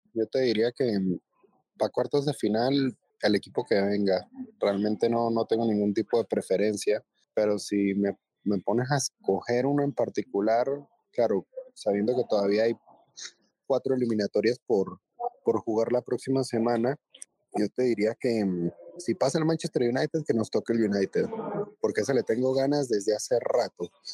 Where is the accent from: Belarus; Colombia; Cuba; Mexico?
Colombia; los colombianos que somos fanáticos del Bayern Múnich